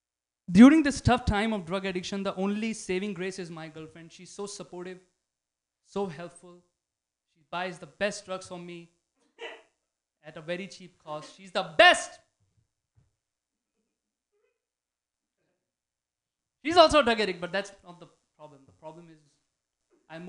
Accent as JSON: {"language": "English", "country": "India", "moved": "yes", "lives_now": "San Francisco, United States", "said": "Me being Indian brown"}